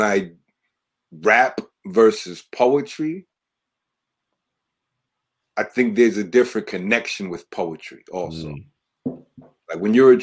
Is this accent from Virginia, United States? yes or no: no; New York City, New York, United States; growing up in the Bronx and hitting the corner